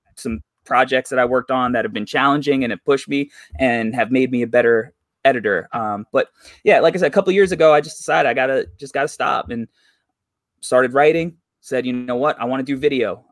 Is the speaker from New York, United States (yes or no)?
yes; New York, United States; I'm from New York